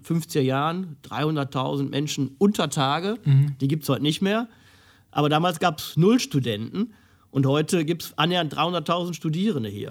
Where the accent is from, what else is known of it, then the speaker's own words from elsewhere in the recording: Essen, North Rhine-Westphalia, Germany; meiner Heimatstadt Essen